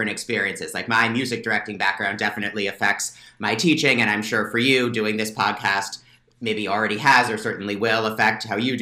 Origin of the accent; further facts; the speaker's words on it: northern New Jersey, United States; moved away as an adult; also born or lived in Baltimore; now in Pennsylvania, United States; I grew up in New Jersey, northern part of New Jersey.